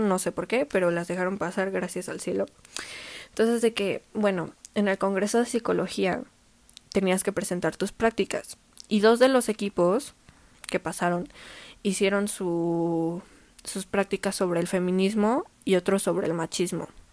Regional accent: Mexico; yo como mujer mexicana

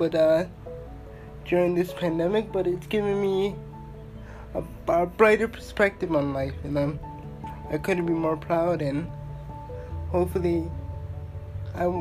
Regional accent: Toronto, Ontario, Canada; I'm from Toronto, Ontario, born and raised

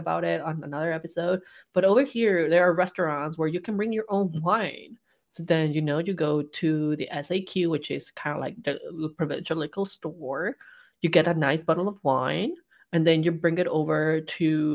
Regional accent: Mexico; moved away; growing up in Mexico

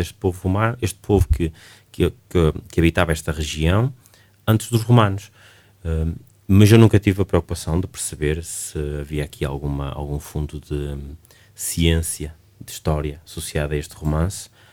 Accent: Barcelos, Braga, Portugal; now in Braga, Portugal; Eu sou de Barcelos, sou barcelense

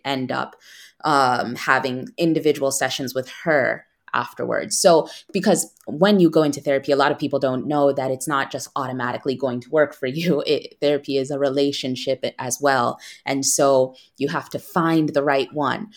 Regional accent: United States; moved away as an adult; now in Milan, Italy; I'm still American. America is my home

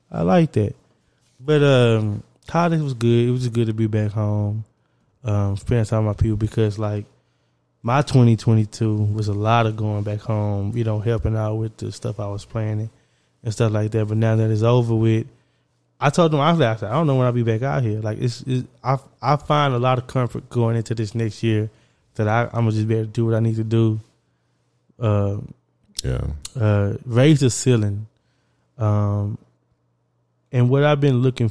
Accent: Orange, Texas, United States; we come from Orange

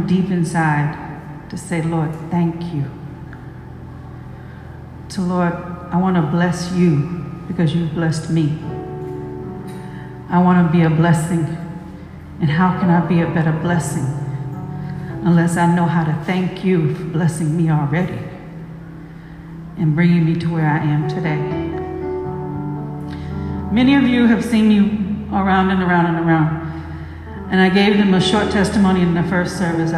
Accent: United States; moved away; also born or lived in Atlanta / Africa; I'm African American. I have roots out of Ghana too

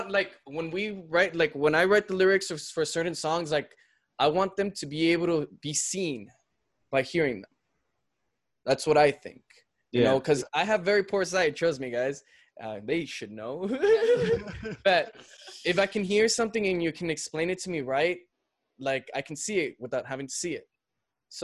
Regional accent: El Paso, Texas, United States; we're here from El Paso

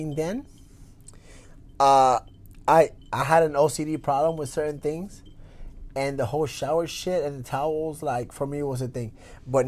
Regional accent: Puerto Rico; now in United States; I grew up in Puerto Rico

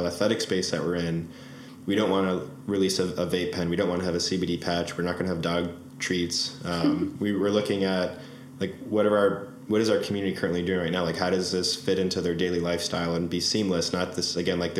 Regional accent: Boston, Massachusetts, United States; we're from Boston

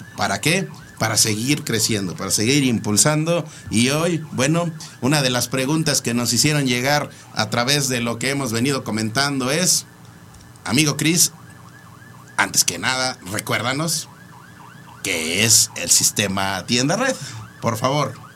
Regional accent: Mexico; Como mexicanos

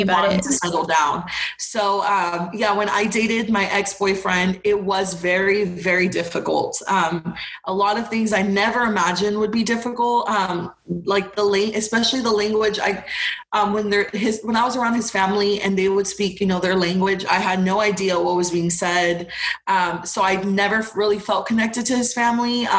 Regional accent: Houston, Texas, United States; also born or lived in Arlington, Texas; growing up in Texas, especially where I was from, like my specific community, um, because, you know, Houston is huge

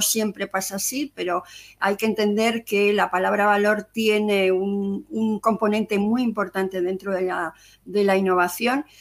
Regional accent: Zaragoza, Aragon, Spain; moved away as an adult; also born or lived in Madrid; Yo soy de Zaragoza y me vine a Madrid a hacer un máster

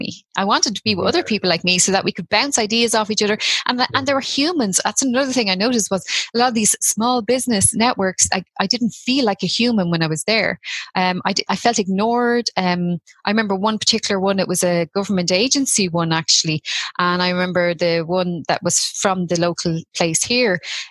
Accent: Tallaght, Leinster, Ireland; also born or lived in Ballymun, Dublin; now in Rosslare Harbour, Ireland; I grew up in Talla

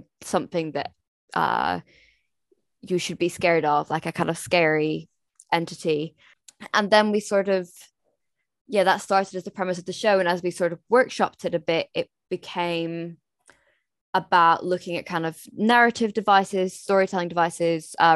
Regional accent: Scotland, United Kingdom; I'm from Scotland

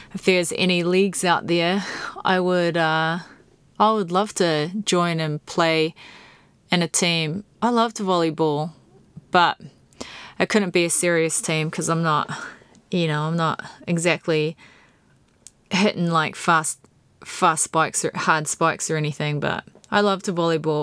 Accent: New Zealand; this poor little girl growing up in New Zealand

